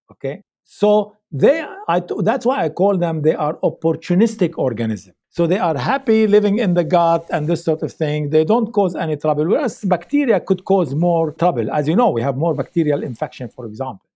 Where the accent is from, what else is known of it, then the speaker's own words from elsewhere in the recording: Lebanon; moved away; I grew up in Lebanon